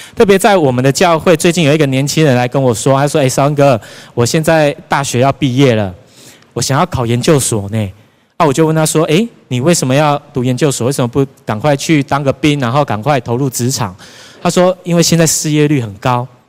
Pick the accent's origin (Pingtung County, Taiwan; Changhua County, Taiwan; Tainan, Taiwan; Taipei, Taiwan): Tainan, Taiwan; 我本身是台南人，从小住在永康，所以那一间大楼就在我家的附近而已